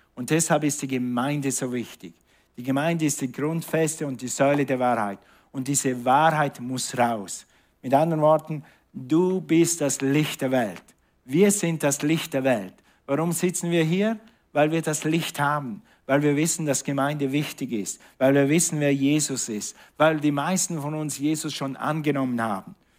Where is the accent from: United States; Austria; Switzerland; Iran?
Switzerland; moved away; Und ich bin in der Schweiz aufgewachsen